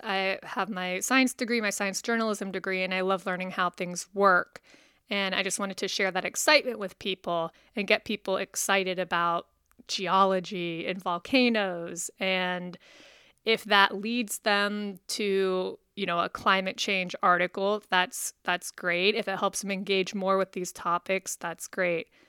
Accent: West Virginia, United States; moved away; I'm from West Virginia

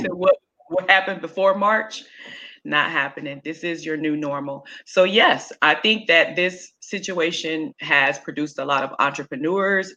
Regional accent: Kansas City, United States; now in Norfolk, United States; I'm originally from Kansas City

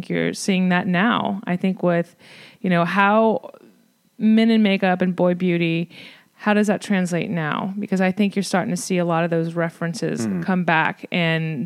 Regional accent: New Orleans, Louisiana, United States; I'm from New Orleans, so there, of course, I saw it in nightlife there and, you know, the beautiful drag queens growing up

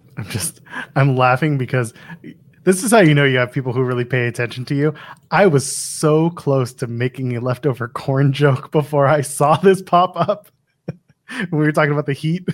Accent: Canada; I'm Canadian. I'm Canadian.

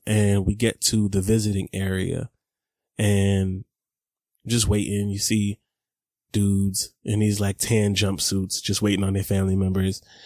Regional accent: Atlanta, Georgia, United States; I grew up in East Atlanta, again, in Scottsdale.

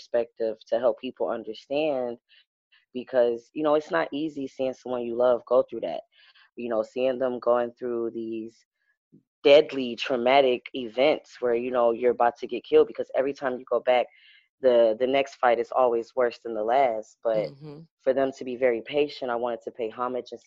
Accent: Detroit, Michigan, United States; moved away as an adult; now in Philadelphia, United States; I'm from Detroit, Michigan.

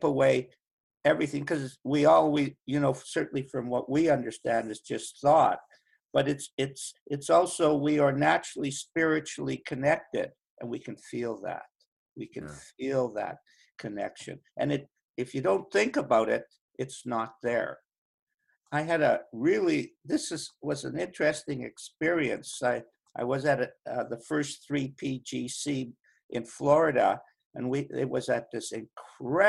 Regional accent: Winnipeg, Manitoba, Canada; when I was 5 and 6 years old, I come from Winnipeg, the middle of Canada.

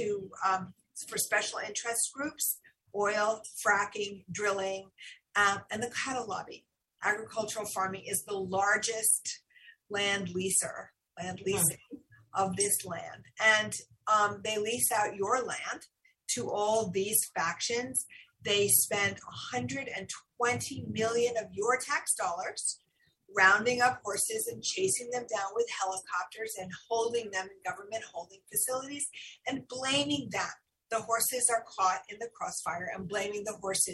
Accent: United States; we as American citizens

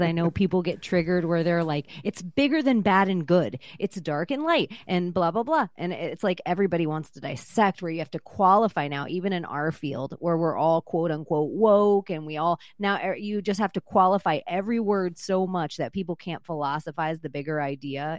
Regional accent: Vero Beach, Florida, United States; I was born in Palm Beach and raised in Vero Beach.

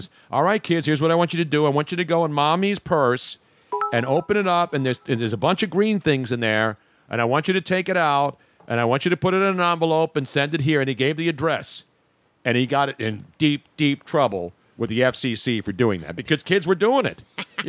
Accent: California, United States; The people of San Francisco have been great to me. So, I mean, California was great to me, my hometown.

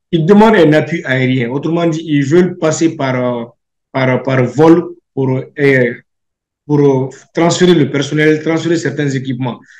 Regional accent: Mali; Je ne le dis pas seulement en tant que Malien, mais je le dis aussi en tant que législateur, en tant que quelqu'un qui parle au nom du peuple malien.

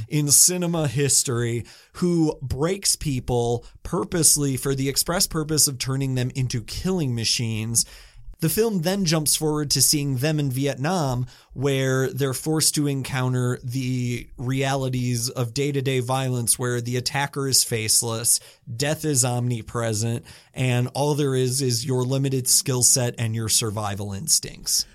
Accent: United States; I'm American

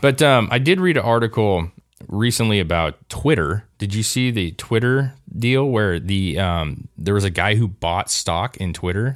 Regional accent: United States; as an American

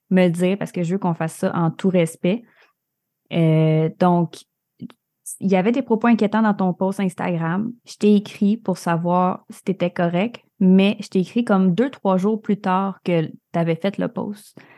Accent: Alma, Quebec, Canada; moi, je viens à la base du Lac-Saint-Jean.

